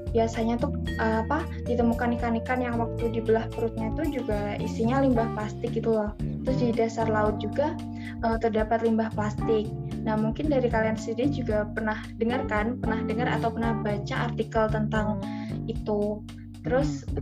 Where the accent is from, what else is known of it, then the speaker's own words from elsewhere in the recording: Madiun, East Java, Indonesia; Aku dari aku domisili Jawa Timur, tepatnya aku dari Kota Madiun